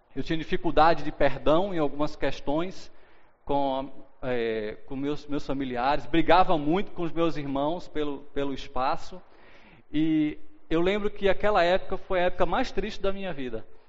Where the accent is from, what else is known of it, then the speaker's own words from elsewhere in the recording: Recife, Pernambuco, Brazil; moved away as an adult; also born or lived in São Luís, Maranhão; eu sou de Recife, Pernambuco, né? e aos 21 anos de idade fui com meus pais e irmãos morar em São Luís do Maranhão